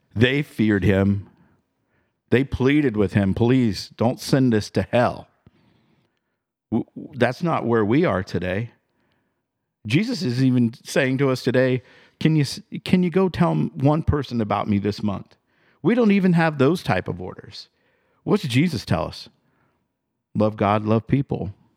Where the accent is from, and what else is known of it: United States